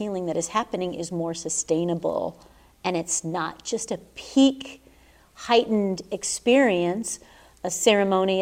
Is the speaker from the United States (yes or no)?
yes; Southern California, United States; now in Sedona, United States; I was raised in Southern California